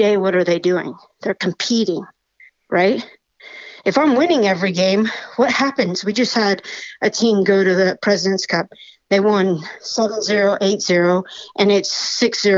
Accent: Washington, United States; I'm from Washington

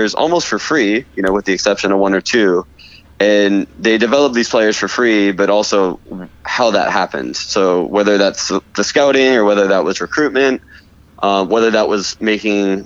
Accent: Los Angeles, California, United States; also born or lived in Portland, Oregon; now in Florida, United States; I grew up in Los Angeles

